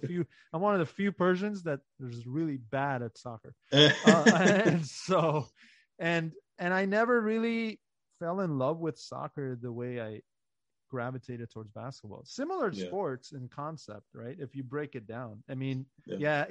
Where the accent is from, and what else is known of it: Maryland, United States; born or raised there; also born or lived in Iran